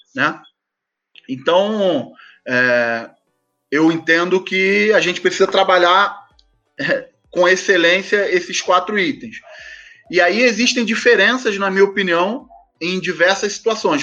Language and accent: Portuguese; Rio de Janeiro, Brazil; Eu sou carioca do subúrbio do Rio de Janeiro. Até hoje moro onde eu fui nascido e criado, em Del Castilho